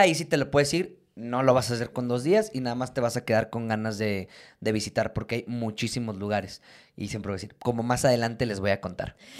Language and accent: Spanish; San Luis Potosí, Mexico; Nosotros somos los más chidos, de hecho, de San Luis